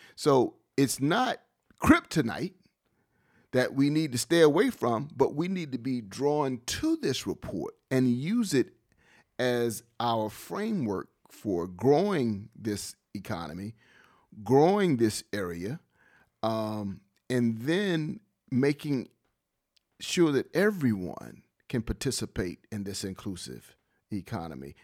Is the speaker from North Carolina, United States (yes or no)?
yes; Wilmington, North Carolina, United States; Being born and raised in Wilmington, seeing Wilmington's growth, I've seen the good and the bad